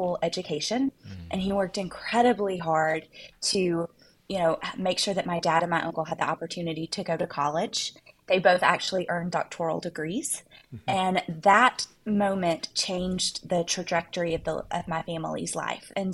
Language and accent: English; Arkansas, United States; growing up in Arkansas, we have a diamond mine in our state